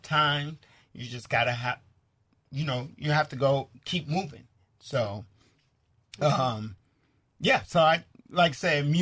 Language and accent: English; Chicago, Illinois, United States; I'm from Chicago, the South Side